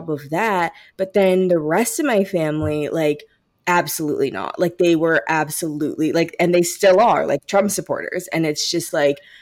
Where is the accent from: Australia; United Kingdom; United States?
United States; St. Louis, Missouri; we're from St. Louis